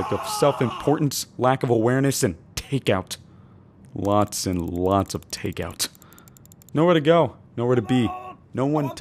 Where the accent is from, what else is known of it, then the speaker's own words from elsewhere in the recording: California, United States; moved away as an adult; being born and raised in California